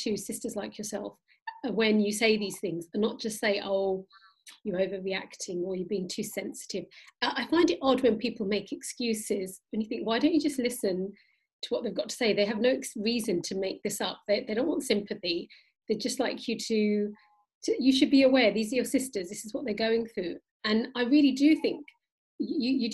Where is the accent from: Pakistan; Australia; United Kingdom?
Pakistan; I'm Pakistani